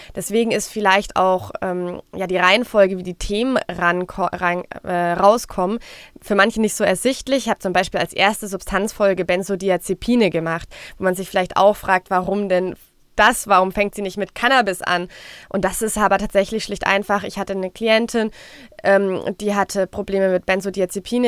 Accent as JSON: {"language": "German", "town": "Frankfurt am Main", "region": "Hesse", "country": "Germany", "said": "Ich komme aus Frankfurt"}